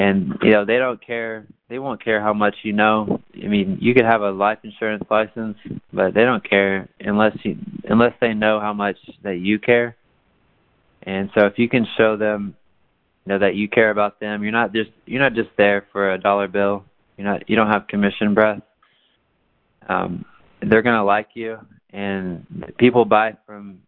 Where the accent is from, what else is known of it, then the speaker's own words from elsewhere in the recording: Tyler, Texas, United States; I was born in Tyler, Texas.